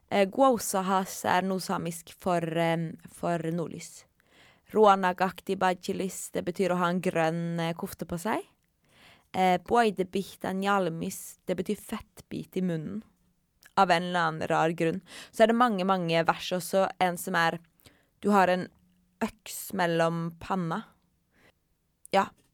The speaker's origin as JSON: {"language": "Norwegian", "town": "Kautokeino", "region": "Finnmark", "country": "Norway", "said": "jeg kommer fra Kautokeino"}